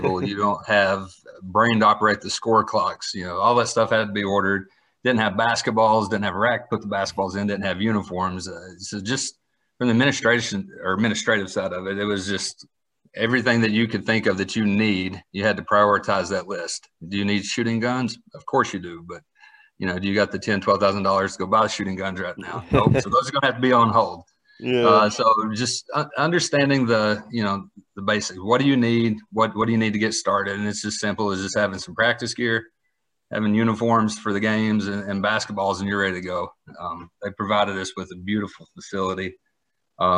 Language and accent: English; Kentucky, United States; moved away as an adult; also born or lived in Woodstock, Georgia; now in Georgia, United States; I grew up in Kentucky, so basketball is just sort of, that's the culture in that state